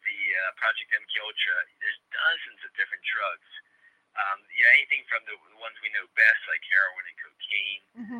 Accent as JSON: {"language": "English", "town": "Baltimore", "region": "Maryland", "country": "United States", "tie": "born or raised there", "said": "Baltimore, my hometown"}